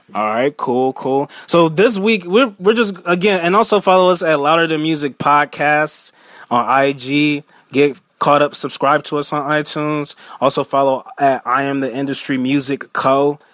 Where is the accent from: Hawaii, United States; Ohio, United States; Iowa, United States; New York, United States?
Ohio, United States; Cleveland; I'm from Cleveland